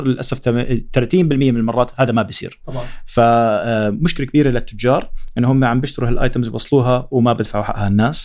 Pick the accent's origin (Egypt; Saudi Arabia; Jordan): Jordan; احنا من الأردن